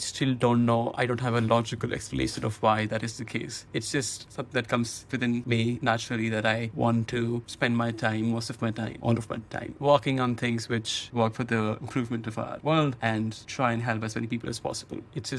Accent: Lucknow, Uttar Pradesh, India; also born or lived in Delhi; I was born in Delhi because my entire maternal family is in Delhi. So when I was born, my mom was in Delhi, but I've lived in a city called Lucknow my entire life, which is another northern city in India, like 500 kilometers away from Delhi.

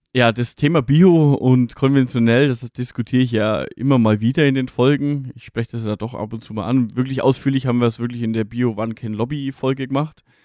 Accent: Franconia, Bavaria, Germany; bei uns in Franken

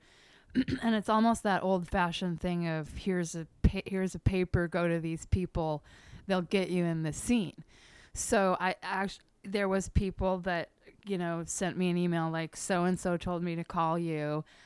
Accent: Eugene, Oregon, United States; moved away as an adult; now in Portland, United States; I was born and bred in Eugene

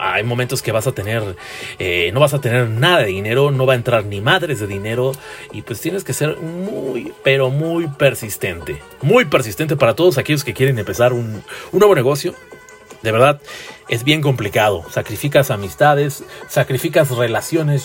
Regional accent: Tlalnepantla de Baz, State of Mexico, Mexico; Yo soy del municipio de Tlalnepantla de Bras, un municipio muy chiquichisis y muy chiquistrastas.

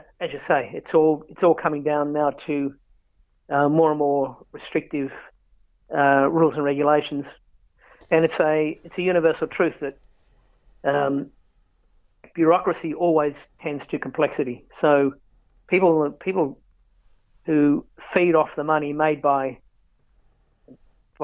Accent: Canberra, Australian Capital Territory, Australia; I have not worked in my hometown

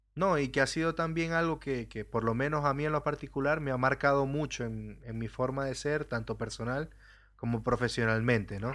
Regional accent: Venezuela; first language Spanish; moved away; yo salí de Venezuela en un principio también

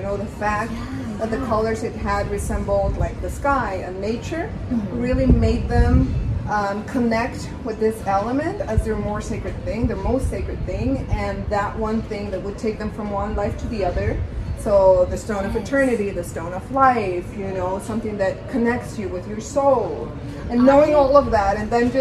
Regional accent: Antigua, Sacatepéquez, Guatemala; I'm originally from Antigua

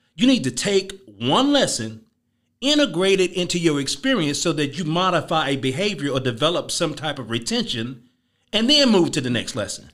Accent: Chicago, Illinois, United States; I'm from Chicago

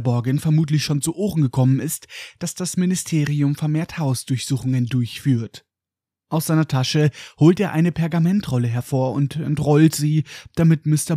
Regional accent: Germany; bei uns in Deutschland

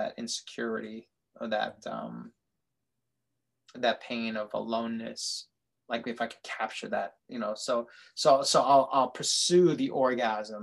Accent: New York City, New York, United States; a kid growing up in Brooklyn

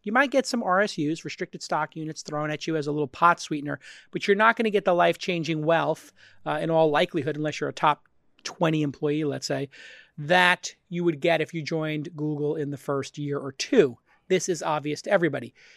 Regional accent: New York City, New York, United States; I'm from Brooklyn

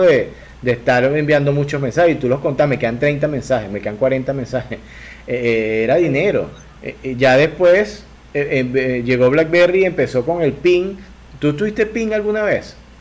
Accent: Venezuela; Yo vengo de una cultura muy novelera en Venezuela, de gente que consumía mucha novela

